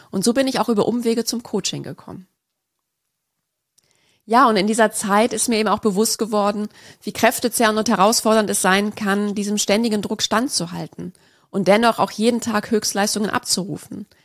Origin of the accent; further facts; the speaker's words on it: Lake Constance, Germany; also born or lived in Munich; Ich bin in München-Lappach geboren und habe auch dort die ersten fünf Jahre meines Lebens verbracht, bevor es mit meiner Familie zum schönen Bodensee ging.